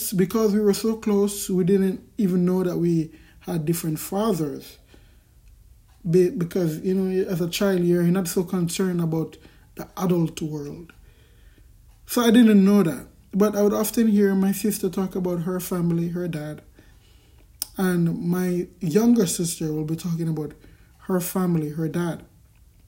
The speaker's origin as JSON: {"language": "English", "town": "Kingston", "country": "Jamaica", "tie": "born or raised there", "said": "I grew up in Kingston Central, Kingston in Jamaica."}